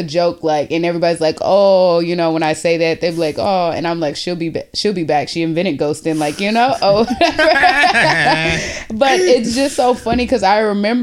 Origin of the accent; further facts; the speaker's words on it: Houston, Texas, United States; moved away as an adult; now in Boston, United States; in Houston, so that's where I'm originally from